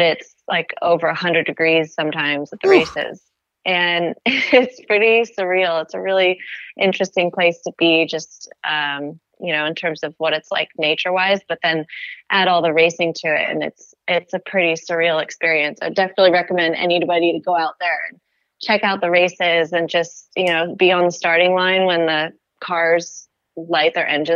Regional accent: Goleta, California, United States; I grew up in a town called Goleta, which is in Santa Barbara, California

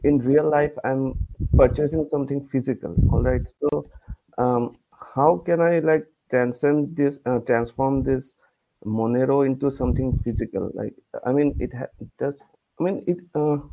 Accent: India; I'm from India

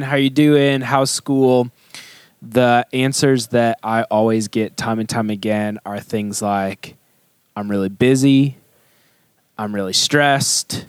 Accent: St. Louis, Missouri, United States; moved away as an adult; now in Katy, United States; I come from St. Louis where the diversity is like black and white

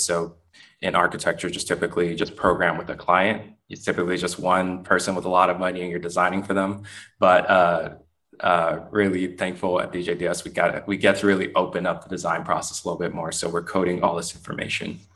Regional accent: Richmond, California, United States; now in Oakland, United States; I grew up um, not too far from where I am based right now in Oakland, in Richmond, California

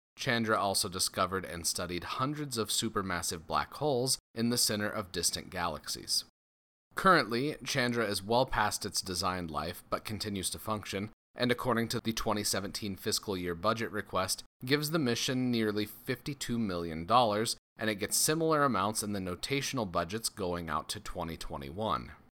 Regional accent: Loveland, Colorado, United States; my hometown, Loveland, Colorado

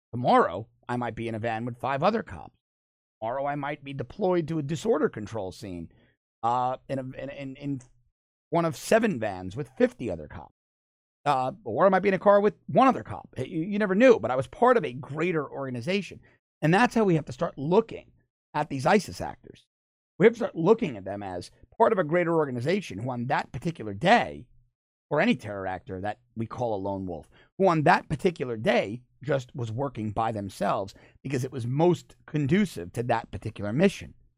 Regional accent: New York City, New York, United States; moved away as an adult; now in South Florida, United States; I grew up in New York City. Had a lot of Jewish friends and I now live in South Florida

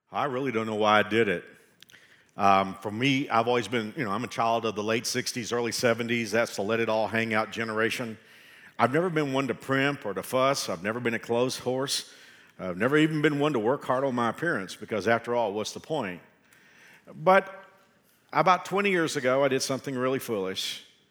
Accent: Texas, United States; I can say that I'm a Texan

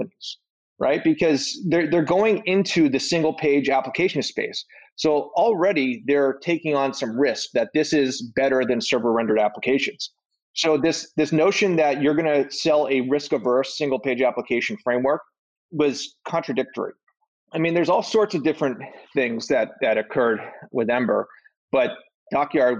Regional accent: Boston, Massachusetts, United States; I'm from Boston

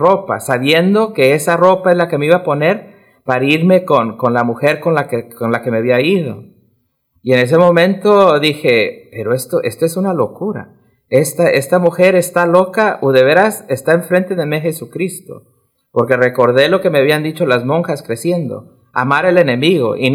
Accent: Ecuador; born or raised there; now in Denver, United States

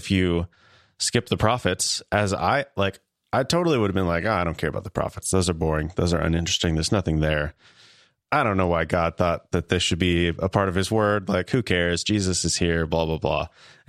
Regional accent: Kansas, United States; accent: Midwestern; I am from Kansas.

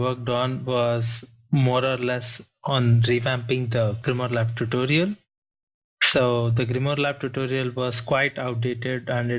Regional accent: India; I'm from India.

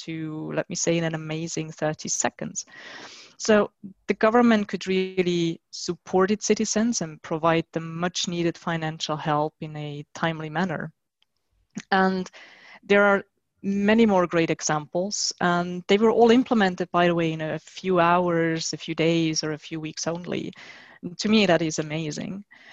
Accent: Switzerland; my home country, which is Switzerland

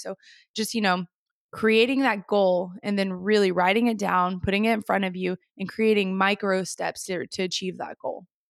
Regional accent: Moore, Oklahoma, United States; born and raised in Moore, Oklahoma

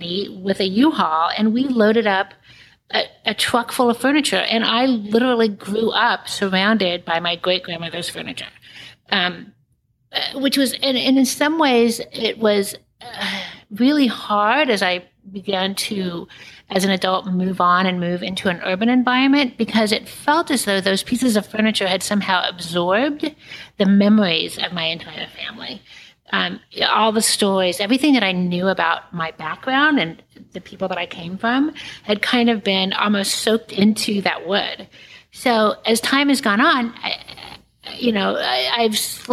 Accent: Kansas, United States; now in New York City, United States; I live in New York City now, but I grew up in Kansas

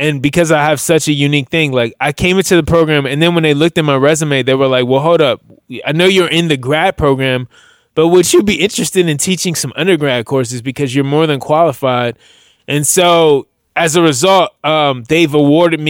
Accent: Washington, District of Columbia, United States; also born or lived in Silver Spring, Maryland; I was born in Washington DC, but I spent the majority of my adult life, or my life period, living in between Washington DC and a suburb of called Silver Spring, Maryland.

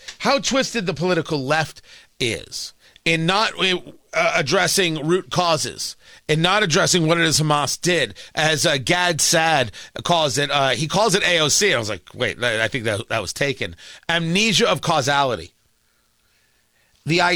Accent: United States; I'm American, not Israeli, even though I'm Jewish

